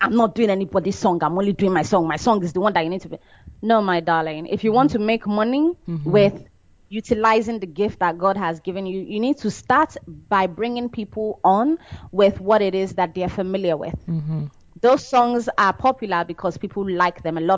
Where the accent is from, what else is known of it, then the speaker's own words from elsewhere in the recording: Benin City, Edo, Nigeria; moved away as an adult; now in United States; I grew up in Benin